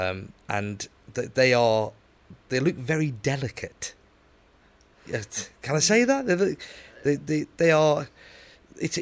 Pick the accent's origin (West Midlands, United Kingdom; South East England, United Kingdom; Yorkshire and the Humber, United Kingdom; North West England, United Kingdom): West Midlands, United Kingdom; Stoke-on-Trent; I was born and bred in Stoke-on-Trent